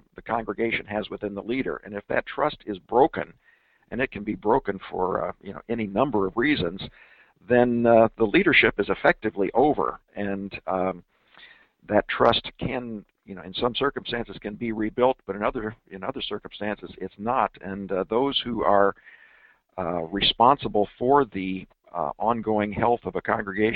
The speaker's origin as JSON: {"language": "English", "town": "Denver", "region": "Colorado", "country": "United States", "tie": "born or raised there", "said": "my hometown of Denver, Colorado"}